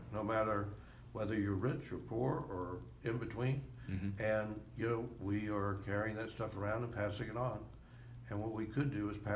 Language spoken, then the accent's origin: English; the South, United States; I grew up in the South.